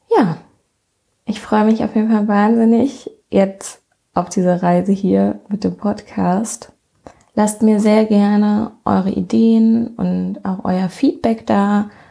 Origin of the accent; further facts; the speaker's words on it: near Bonn, North Rhine-Westphalia, Germany; ich komme aus der Nähe von Bonn